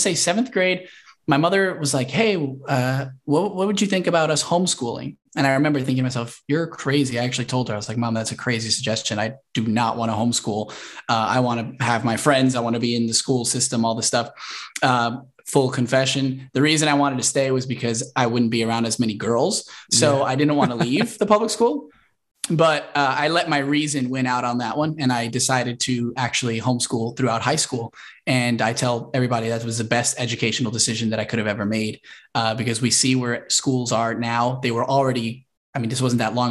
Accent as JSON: {"language": "English", "town": "Fort Lee", "region": "New Jersey", "country": "United States", "tie": "born or raised there", "also_born_or_lived": "Englewood, New Jersey", "said": "I was born in Englewood, New Jersey, but raised, grew up in Fort Lee, New Jersey, which is just outside New York City"}